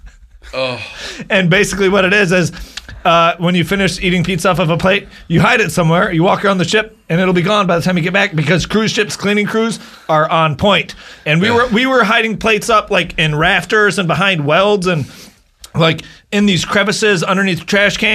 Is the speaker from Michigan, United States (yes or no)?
yes; Bay City, Michigan, United States; moved away as an adult; also born or lived in Florida; I moved out of Bay City, Michigan, out of my hometown